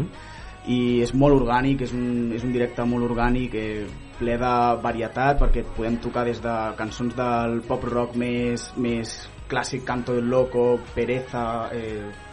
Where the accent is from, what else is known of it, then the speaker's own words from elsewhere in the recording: Sabadell, Catalonia, Spain; now in Castellar del Vallès, Spain; jo sóc nascut a Sabadell i m'he criat a Sabadell